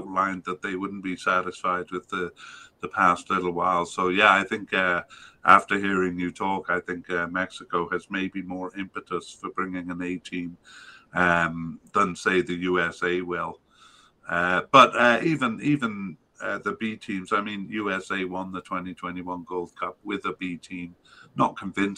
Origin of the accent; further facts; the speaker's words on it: Canada; as a Canadian